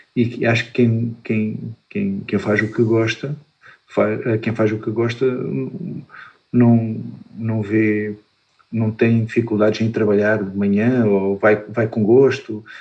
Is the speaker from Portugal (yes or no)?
yes; Faro, Algarve, Portugal; eu sou de Faro, quando, quando estudava no Liceu de Faro